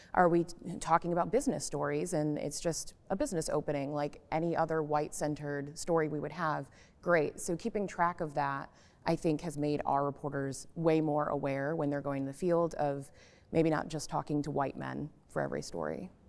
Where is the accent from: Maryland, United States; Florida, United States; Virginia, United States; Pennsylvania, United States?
Florida, United States; now in Nashville, United States; I grew up in Florida